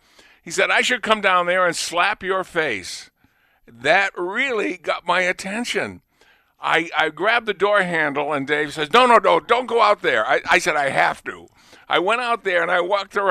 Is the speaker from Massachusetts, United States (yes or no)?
yes; Lunenburg, Massachusetts, United States; I was from Lunenburg